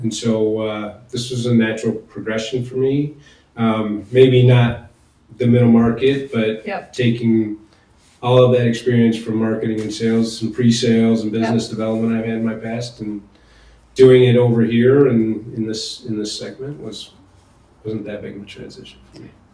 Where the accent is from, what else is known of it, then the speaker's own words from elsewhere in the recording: Portage, Michigan, United States; also born or lived in Denver, Colorado; I spent most of my childhood um, in a small town in Portage, Michigan, right by Kalamazoo